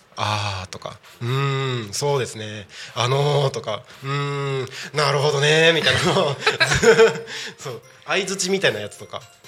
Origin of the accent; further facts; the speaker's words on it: Aomori, Iwate, Tohoku, Japan; 僕の地元っていうところでいうと青森岩手は